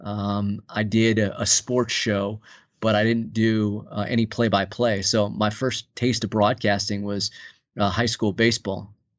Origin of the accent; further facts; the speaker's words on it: outside Los Angeles, Southern California, United States; moved away as an adult; also born or lived in Colorado Springs / Fort Myers; now in Saint Paul, United States; I grew up in Southern California, just outside of the heart of Los Angeles